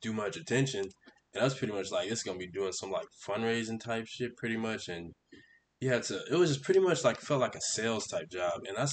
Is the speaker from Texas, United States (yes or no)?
yes; Houston, Texas, United States; moved away as an adult; now in Arkansas, United States; I am from Houston